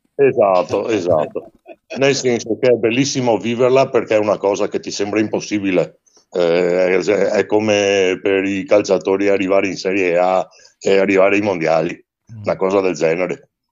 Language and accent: Italian; Venice, Veneto, Italy; quando ero ragazzino io a Venezia c'era anche una rassegna chiamata Gondola d'Oro